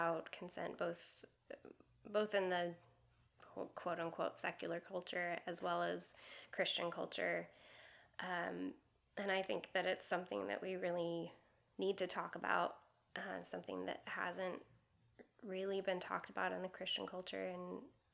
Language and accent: English; Seattle, Washington, United States; moved away as an adult; also born or lived in Madrid, Spain / Prague, Czech Republic; now in Los Angeles, United States; I grew up in Seattle, Washington, and then moved to Madrid, Spain with my parents when I was 16